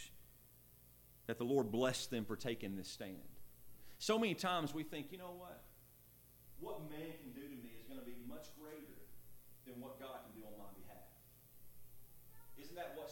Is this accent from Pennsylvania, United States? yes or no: no; Lexington, Alabama, United States; I'm from Lexington, Alabama.